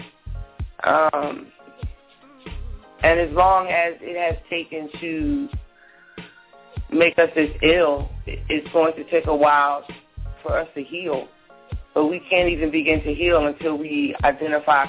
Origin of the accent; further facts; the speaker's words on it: New Jersey, United States; I'm not from Newark, but I'm originally from Jersey